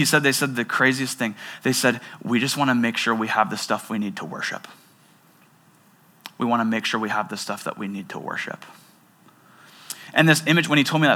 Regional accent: Seattle, Washington, United States; I grew up in the Seattle area

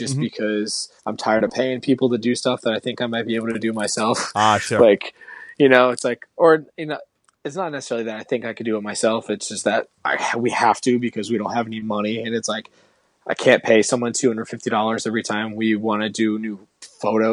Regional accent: Connecticut, United States; moved away as an adult; now in California, United States; I grew up in Connecticut

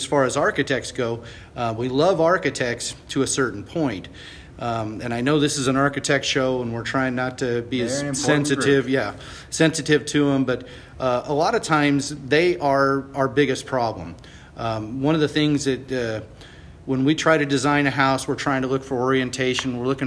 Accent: Boerne, Texas, United States; I'm from Boerne, Texas

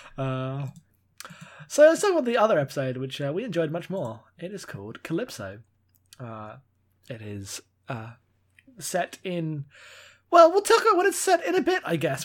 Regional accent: United Kingdom; I'm British

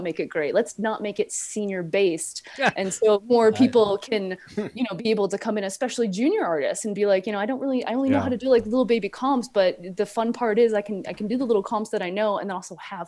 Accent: Spain; I'm from Spain.

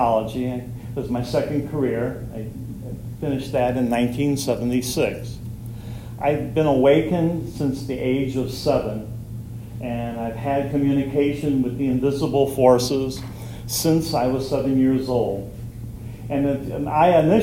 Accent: Fort Wayne, Indiana, United States; I'm from Fort Wayne, Indiana

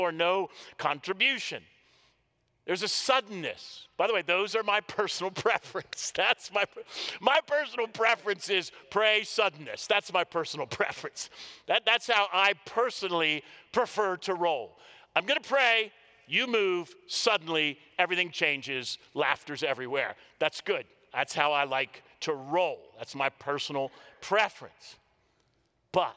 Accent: Washington, District of Columbia, United States; I grew up in the Washington, D.C. area

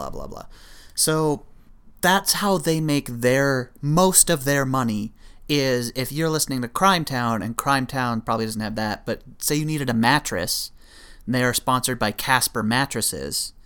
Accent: Canada; being a Canadian

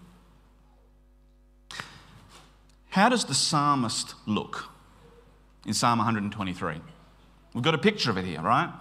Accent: Queensland, Australia; I grew up in Queensland

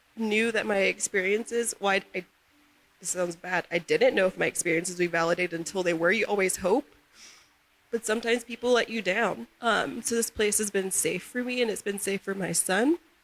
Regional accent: the South, United States; now in Utah, United States; Growing up in the South

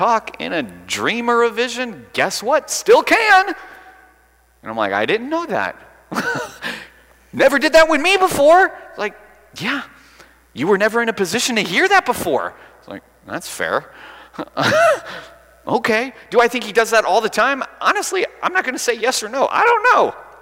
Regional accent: Alabama, United States

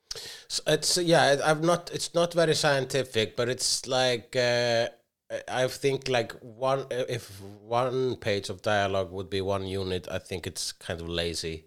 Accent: Iceland; I am Icelandic

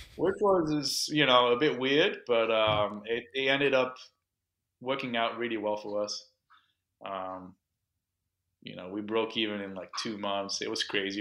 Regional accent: London, United Kingdom; accent: Franglish; also born or lived in Miami; now in Orlando, United States; born and raised in, in the U K, uh, London

